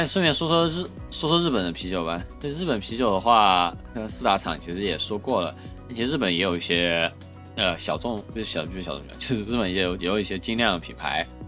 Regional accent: Chengdu, Sichuan, China; 作为成都人，最多就是冷淡杯儿

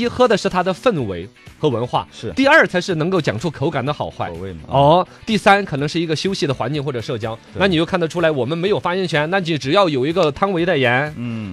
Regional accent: China; 我们中国人

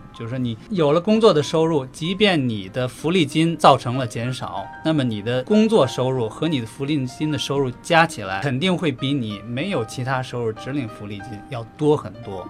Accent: China; now in Australia; 我们中国人

